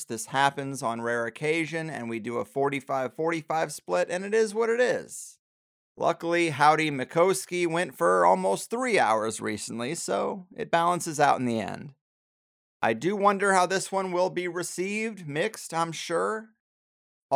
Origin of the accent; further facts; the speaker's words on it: St. Louis, Missouri, United States; I'm actually from St. Louis